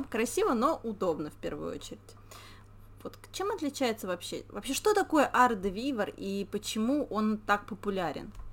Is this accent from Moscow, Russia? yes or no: yes; Moscow, Russia; я бы сказала, как настоящий москвич